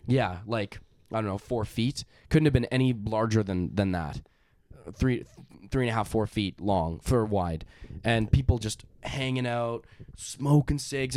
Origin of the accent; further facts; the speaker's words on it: Canada; we're from Canada